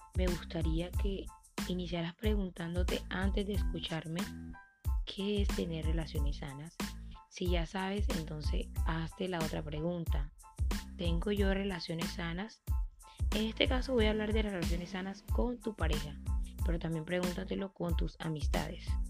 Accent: Colombia; mi país, Colombia

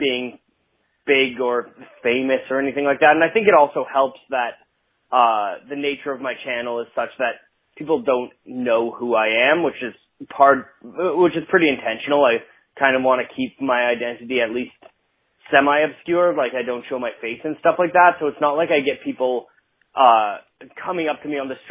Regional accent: Ottawa, Ontario, Canada; moved away as an adult; now in Vancouver, Canada; Ottawa's my hometown

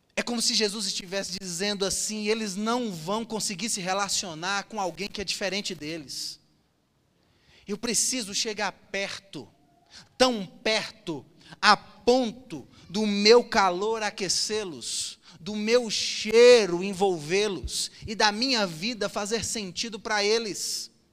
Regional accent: Cassilândia, Mato Grosso do Sul, Brazil; Eu sou da roça, irmãos. Eu cresci em Cacilândia.

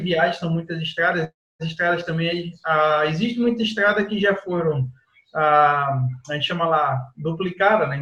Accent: Recife, Pernambuco, Brazil; moved away as an adult; also born or lived in Covilhã, Portugal; now in Portugal; eu sou brasileiro também

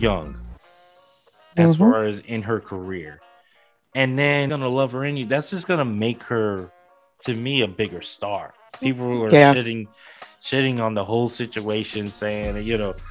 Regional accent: New York City, New York, United States; my hometown, New York City

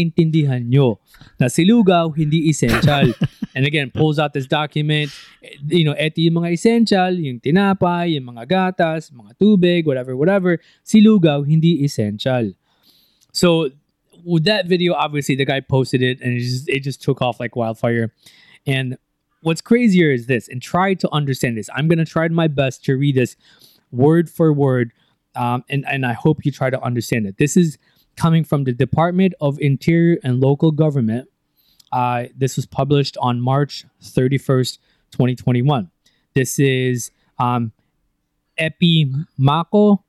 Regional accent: United States; now in Philippines; growing up in the States, when my mom made lugaw, it was just lugaw

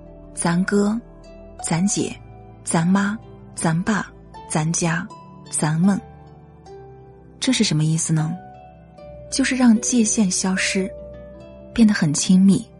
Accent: China; 作为中国人，我们都知道中国式的生存智慧

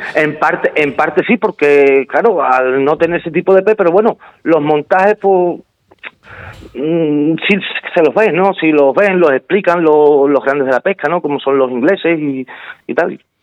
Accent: Spain; el primer español en conseguir la medalla de oro

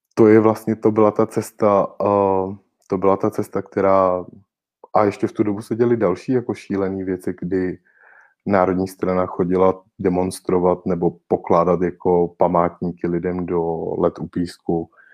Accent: Rokycany, Plzeň Region, Czechia; moved away as an adult; now in Prague, Czech Republic; protože já v Rokycanech nežiji již od svých osmnácti let a osmnáct let vlastně bydlím v Praze kontinuálně

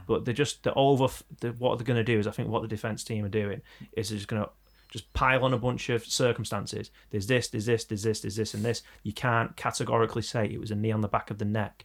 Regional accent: Manchester, North West England, United Kingdom; We're from Manchester

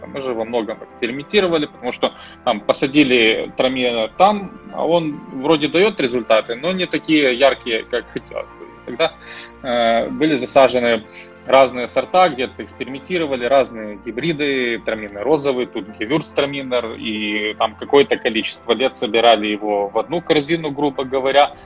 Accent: Uzhhorod, Zakarpattia Oblast, Ukraine; moved away as an adult; also born or lived in Austria / Germany / London / New York; а я уроженец Закарпатья из города Ужгород

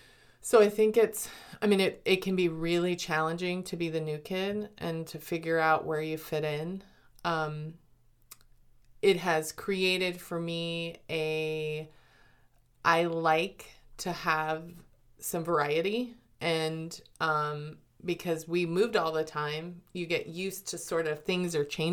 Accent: Colorado, United States; born there; also born or lived in Germany; And so I was born in Colorado, but lived all over the United States and lived in Germany. We actually lived in Germany when the Berlin Wall was still up.

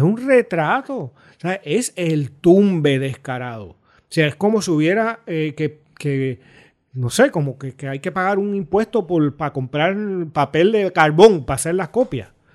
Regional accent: Puerto Rico; me puedo sentir orgulloso de que eso existe en mi país

